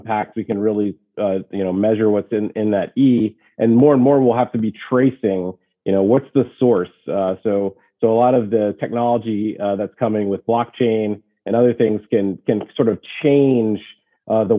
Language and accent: English; Louisiana, United States; now in California, United States; I grew up in Louisiana and, you know, now I'm out in California